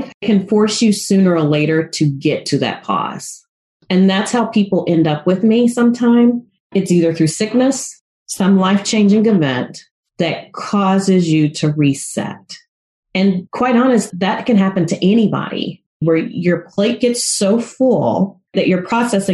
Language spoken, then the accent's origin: English; the South, United States; I grew up in the South